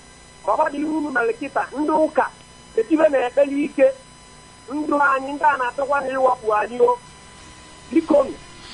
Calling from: Enugu, Enugu State, Nigeria; I'm calling from Enugu.

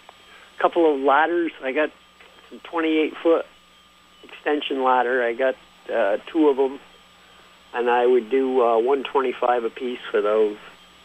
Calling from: Bolton, Vermont, United States

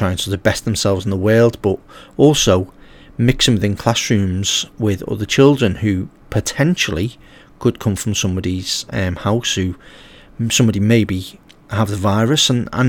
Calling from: Liverpool, North West England, United Kingdom; as obviously we're coming from Liverpool in England.

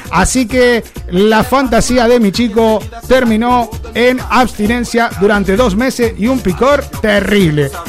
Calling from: Barcelona, Catalonia, Spain; soy de Barcelona.

